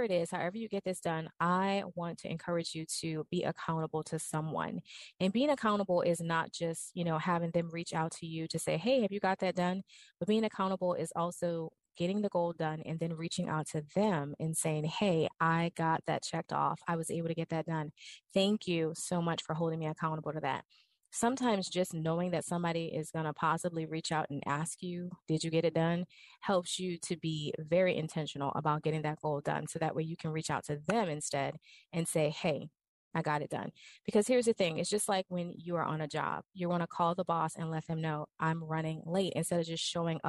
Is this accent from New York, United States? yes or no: no; New Orleans, Louisiana, United States; I'm from New Orleans